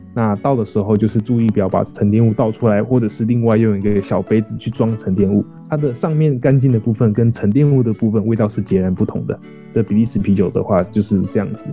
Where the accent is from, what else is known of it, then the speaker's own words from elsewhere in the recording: Taiwan; 我乡下人啊， 我乡下人， 所以乡下的就是不管时间过多久，超商都很难找这样子